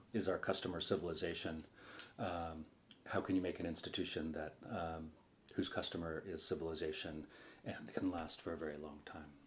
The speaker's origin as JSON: {"language": "English", "town": "Sausalito", "region": "California", "country": "United States", "tie": "born or raised there", "said": "I grew up on the Sausalito waterfront in a junkyard um, that we moved into when I was seven"}